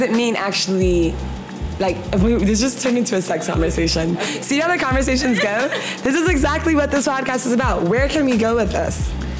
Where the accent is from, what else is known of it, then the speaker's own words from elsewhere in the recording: Ghana; there's certain things I think as Ghanaian women, we're just, it just comes and it's like cooking.